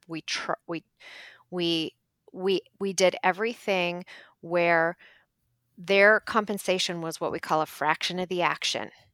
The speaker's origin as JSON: {"language": "English", "region": "Ohio", "country": "United States", "moved": "yes", "lives_now": "Minneapolis, United States", "said": "so we're from Ohio and we live now in Minneapolis"}